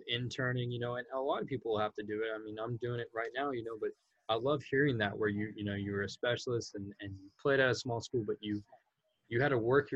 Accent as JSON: {"language": "English", "region": "Central California", "country": "United States", "said": "I'm from Central California."}